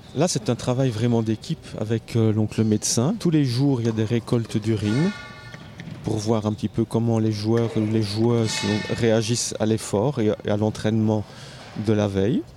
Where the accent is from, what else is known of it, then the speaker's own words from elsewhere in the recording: Namur, Wallonia, Belgium; je viens de Namur